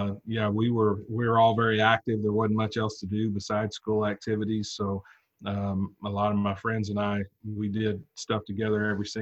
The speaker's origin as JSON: {"language": "English", "town": "Valiant", "region": "Oklahoma", "country": "United States", "tie": "born or raised there", "said": "Valiant, Oklahoma. It's in the far southeast corner of the state."}